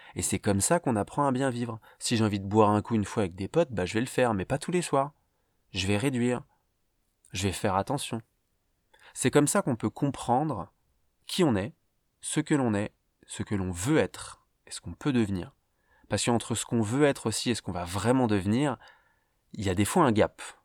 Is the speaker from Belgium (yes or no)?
no; Paris, Île-de-France, France; je viens de Paris, en France, où j'ai euh, débuté ma vie